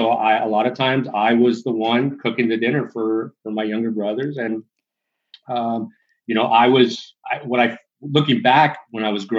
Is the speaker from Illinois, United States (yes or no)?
no; California, United States; So I was born and raised in Southern California. I moved a lot, Barb.